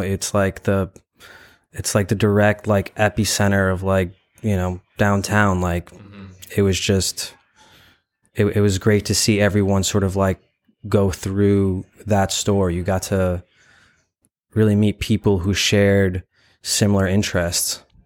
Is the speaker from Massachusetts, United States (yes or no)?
no; New York, United States; also born or lived in Ukraine; I was born in Ukraine, and I grew up in Bryan Beach, Brooklyn, New York. Uh, I moved to New York when I was two years old